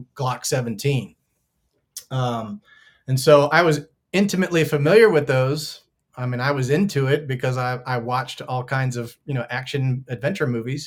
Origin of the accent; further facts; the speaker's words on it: Maryland, United States; moved away as an adult; also born or lived in Baltimore, Maryland / Chicago, Illinois; now in North Carolina, United States; I grew up in Maryland.